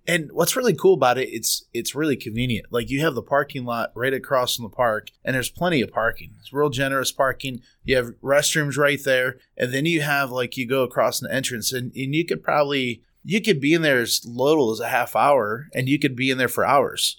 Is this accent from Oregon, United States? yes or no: no; Garrettsville, Ohio, United States; Both of us kinda grew up in that area.